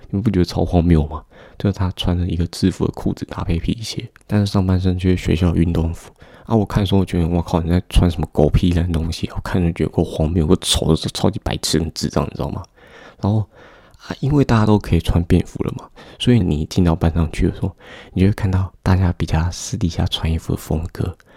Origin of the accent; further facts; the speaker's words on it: Taoyuan, Taiwan; 我是来自桃园的高中生